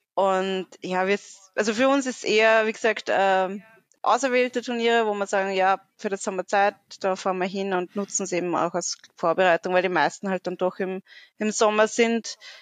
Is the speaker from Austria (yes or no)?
yes; Austria; bei uns in Österreich